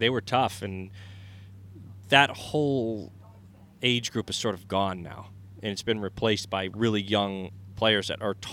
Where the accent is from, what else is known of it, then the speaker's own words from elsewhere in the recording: New England, United States; mean, I think us growing up in New England